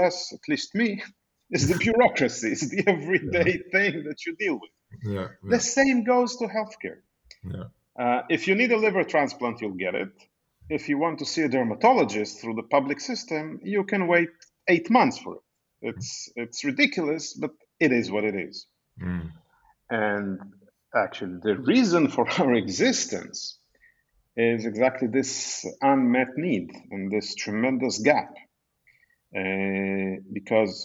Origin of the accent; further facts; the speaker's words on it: Israel; moved away as an adult; also born or lived in Angola; now in Portugal; I'm originally from Israel. I'm a medical doctor, trained in Israel, worked in Israel many years